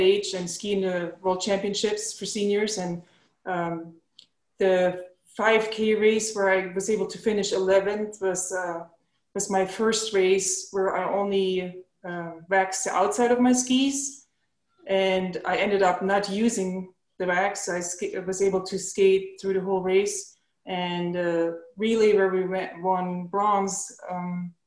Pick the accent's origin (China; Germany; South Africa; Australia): Germany; Ilmenau, Thuringia; moved away; also born or lived in Stützerbach; I grew up in a small city called Ilmenau in the Thuringia Forest area